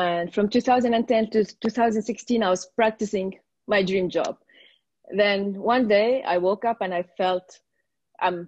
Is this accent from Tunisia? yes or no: yes; Tunisia; from Tunisia and I'm a registered yoga teacher